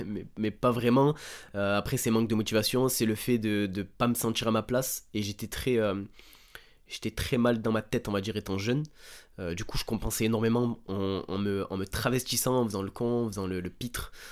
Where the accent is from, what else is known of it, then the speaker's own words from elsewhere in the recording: Bouches-du-Rhône, Provence-Alpes-Côte d'Azur, France; j'ai grandi dans les Bouches-du-Rhône, dans un petit village